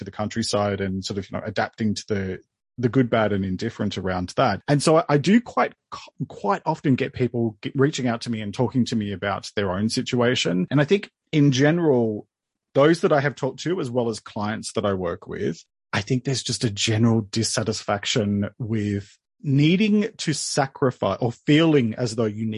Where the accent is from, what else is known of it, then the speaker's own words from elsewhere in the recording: Sydney, New South Wales, Australia; moved away as an adult; also born or lived in Melbourne, Australia; I was born and bred in Sydney, moved to Melbourne, our second biggest city in Australia, moved there in 2001